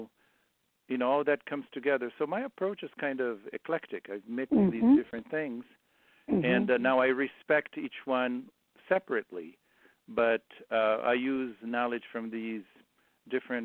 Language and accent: English; Brazil; moved away; I grew up in Brazil